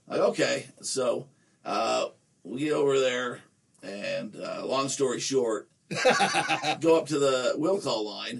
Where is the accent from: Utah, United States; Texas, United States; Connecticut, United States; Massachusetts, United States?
Utah, United States; Nephi; I'm friends with a guy we grew up in Nephi together